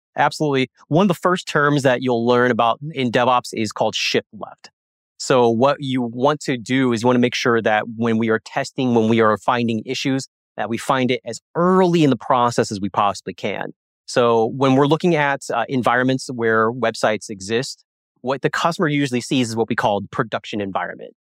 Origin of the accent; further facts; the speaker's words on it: Springfield, Missouri, United States; I'm actually from Springfield, Missouri